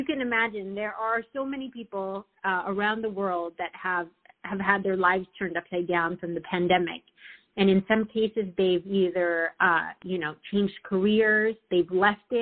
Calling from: Southern California, United States; I'm calling from Southern California

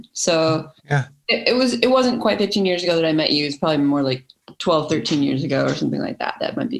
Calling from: Los Angeles, California, United States; I'm joining you from Los Angeles, California.

